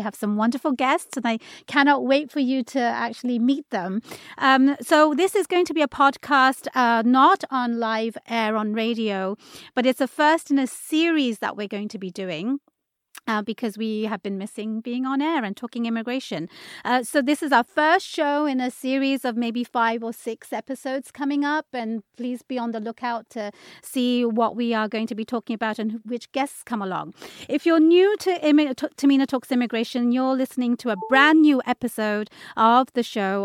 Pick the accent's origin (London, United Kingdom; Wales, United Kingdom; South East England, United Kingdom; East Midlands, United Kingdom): London, United Kingdom; moved away as an adult; now in Washington, United States; If you can tune into my accent, I was born in London, UK. I moved here in 2005